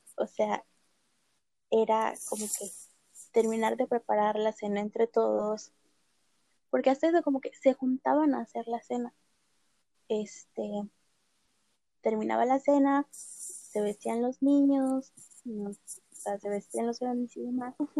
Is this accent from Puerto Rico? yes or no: no; State of Mexico, Mexico; yo crecí en el Estado de México, literal, en un pueblito en las faldas del cerro